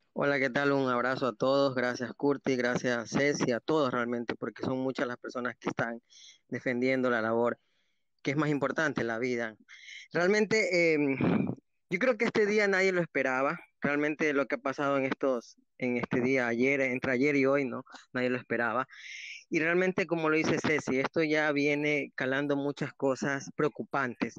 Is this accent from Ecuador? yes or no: yes; Ecuador; como ecuatorianos